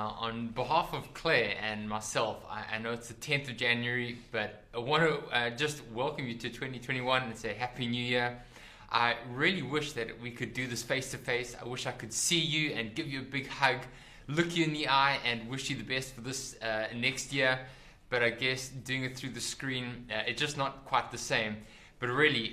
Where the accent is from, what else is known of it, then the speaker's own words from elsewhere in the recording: South Africa; When I was growing up, I grew up in South Africa.